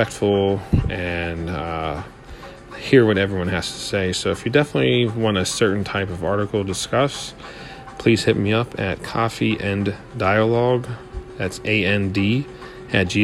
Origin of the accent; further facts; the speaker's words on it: Hershey, Pennsylvania, United States; I am from Hershey, Pennsylvania